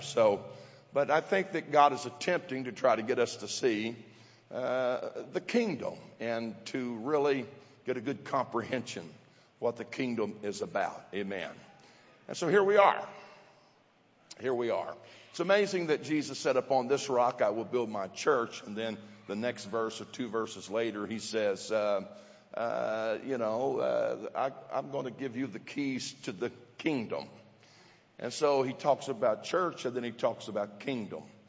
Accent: southeast Missouri, United States; as a kid in southeast Missouri

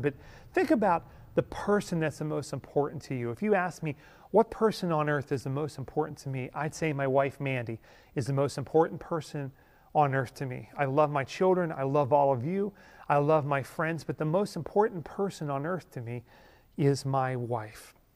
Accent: Ellwood City, Pennsylvania, United States; the five and dime in my hometown in Elwood City, Pennsylvania

